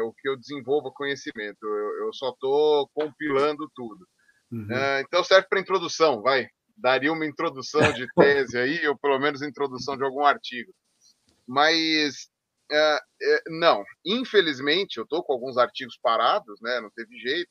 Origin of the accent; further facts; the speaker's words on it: Brazil; como brasileiros